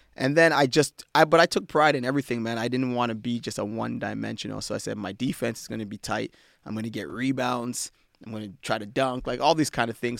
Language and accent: English; Ottawa, Ontario, Canada; moved away; I grew up in, uh, Ottawa, Ontario